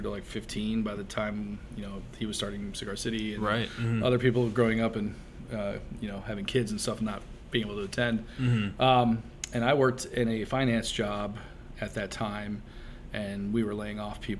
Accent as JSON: {"language": "English", "town": "Sarasota", "region": "Florida", "country": "United States", "tie": "born or raised there", "also_born_or_lived": "Wisconsin", "lives_now": "Tampa, United States", "said": "I grew up in Sarasota, Florida, for the most part."}